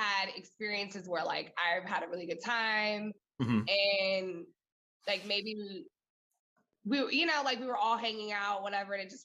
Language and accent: English; San Diego, California, United States; I grew up 10 minutes from Mexico. I'm from San Diego